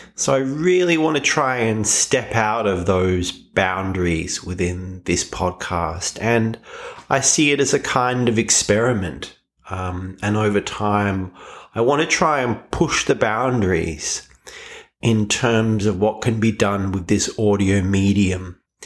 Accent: Australia; I am Australian

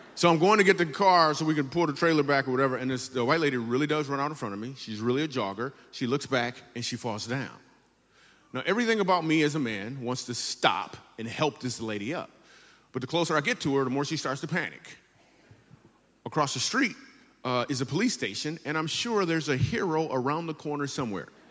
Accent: Grand Rapids, Michigan, United States; I grew up in Grand Rapids, Michigan

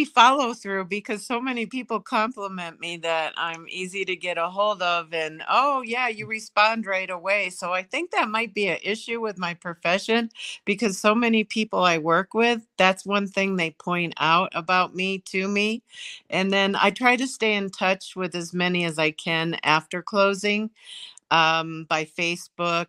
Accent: Ohio, United States; Ohio. I'm from Ohio.

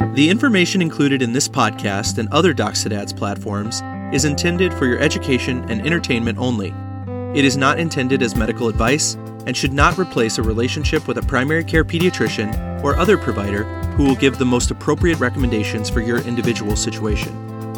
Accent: Texas, United States; Growing up in Texas

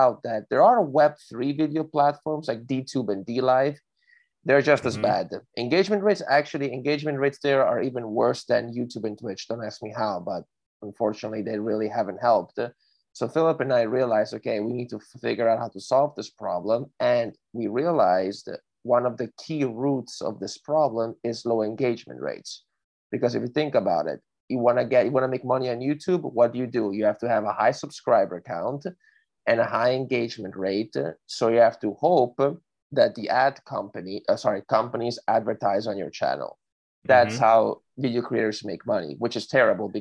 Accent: Miami, Florida, United States; also born or lived in Italy; I've been living in Miami for like the past 15 years, so I grew up there.

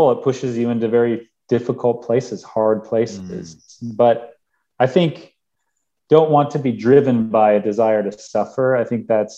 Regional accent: Minnesota, United States; moved away as an adult; also born or lived in Pakistan / Middle East; I'm from Minnesota and it's nice and cold

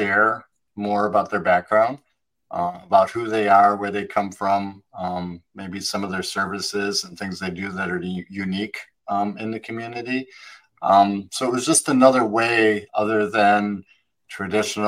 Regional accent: Wisconsin, United States; moved away; I was born in Wisconsin and got out of there as quickly as I could

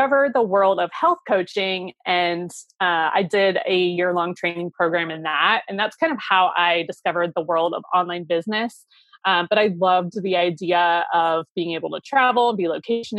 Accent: Ohio, United States; moved away as an adult; also born or lived in Seattle; I moved back to my home state of Ohio

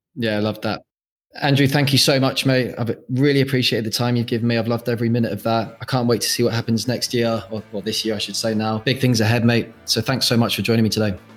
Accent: Jersey; moved away as an adult; now in Australia; I've been out here for seven years, and I'm originally from Jersey

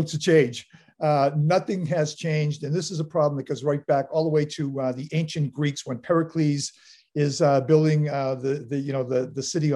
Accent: Boston, Massachusetts, United States; now in Weymouth, United States; I grew up in South Boston

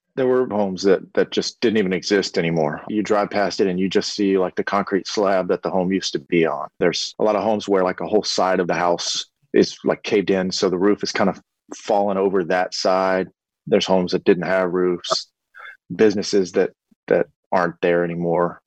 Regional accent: Lake Charles, Louisiana, United States; my hometown and the surrounding areas

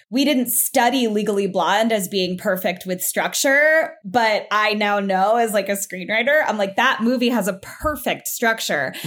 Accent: South Florida, United States; moved away as an adult; I'm from South Florida

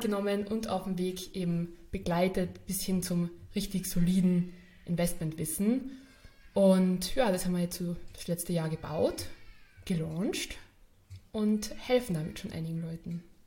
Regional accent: Carinthia, Austria; moved away as an adult; also born or lived in Vienna; ich bin ja in, in Kärnten aufgewachsen, bin dann da in die Schule gegangen

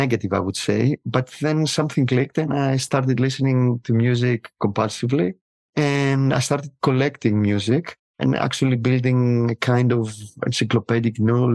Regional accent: Piraeus, Attica, Greece; moved away as an adult; also born or lived in Athens; I was born in 1975 in Athens, and I lived for many years in Piraeus.

